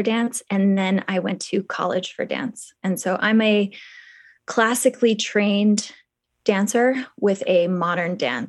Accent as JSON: {"language": "English", "region": "Kentucky", "country": "United States", "said": "No, I spent 2 years in Hong Kong. {S0} Okay. {S1} Correct. But I'm from Kentucky."}